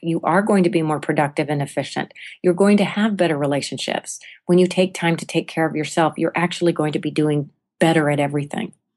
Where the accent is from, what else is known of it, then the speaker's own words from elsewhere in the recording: United States; as American and particularly as women